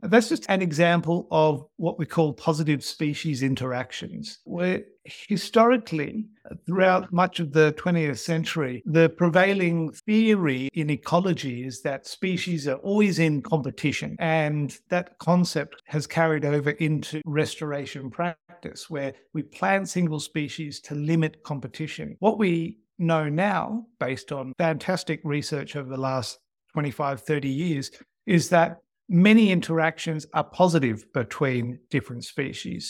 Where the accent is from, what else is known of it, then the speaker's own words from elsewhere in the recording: Australia; Growing up in Australia